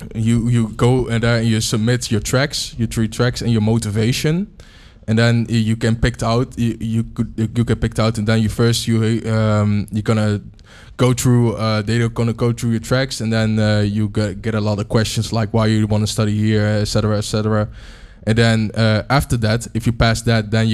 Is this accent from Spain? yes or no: no; Almelo, Overijssel, Netherlands; I'm from Almelo